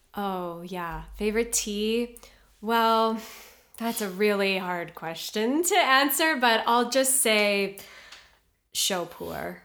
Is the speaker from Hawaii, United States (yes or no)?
yes; Honolulu, Hawaii, United States; moved away as an adult; also born or lived in New York; now in Los Angeles, United States; I'm from Honolulu, Hawaii